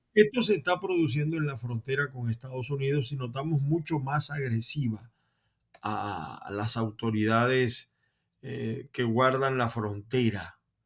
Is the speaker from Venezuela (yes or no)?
yes; Venezuela